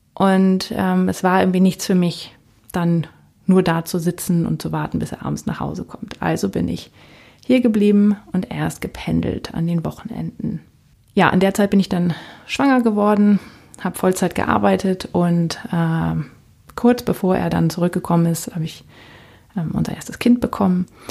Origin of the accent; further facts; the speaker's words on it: Northern Germany, Germany; also born or lived in United States; now in Palatinate, Germany; Ich komme ursprünglich aus Norddeutschland